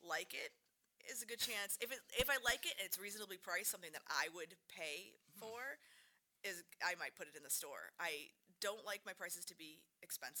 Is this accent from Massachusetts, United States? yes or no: yes; Hingham, Massachusetts, United States; now in Halifax, United States; I grew up in Hingham. So, South Shore girl, but we live in Halifax now